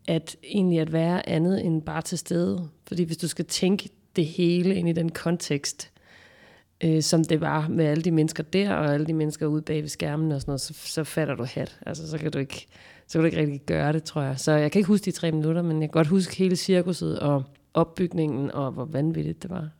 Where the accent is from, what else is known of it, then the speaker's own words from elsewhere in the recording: Nyborg, Southern Denmark, Denmark; det her kollektive miljø, som jeg voksede op i i Nyborg